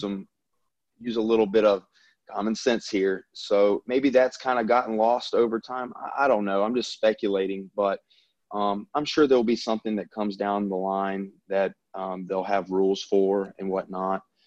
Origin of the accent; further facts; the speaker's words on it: the South, United States; accent: Southern; I'm from the South. I mean, obviously everyone can probably tell by my accent